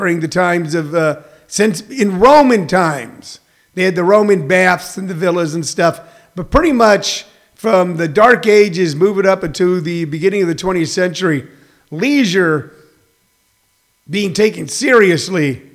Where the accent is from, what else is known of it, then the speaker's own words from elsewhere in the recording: Missouri, United States; I grew up in Missouri